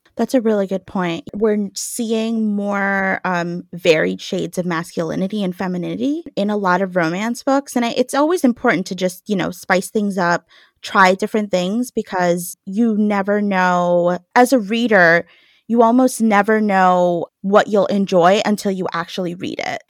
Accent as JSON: {"language": "English", "town": "New York City", "region": "New York", "country": "United States", "tie": "born or raised there", "said": "I grew up in New York"}